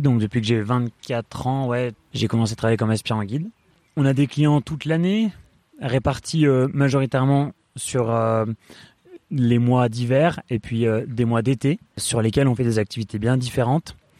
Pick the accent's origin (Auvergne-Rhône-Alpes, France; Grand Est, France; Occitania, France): Auvergne-Rhône-Alpes, France; Voreppe; also born or lived in Échirolles; je suis né à, Échirol, à, côté de Grenoble. J'ai grandi à Vorep.